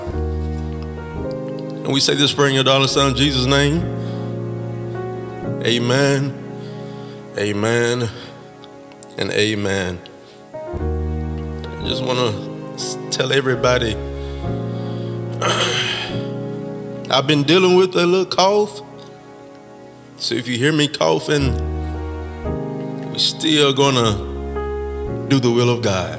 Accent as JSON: {"language": "English", "region": "Mississippi", "country": "United States", "said": "Mississippi, my home state"}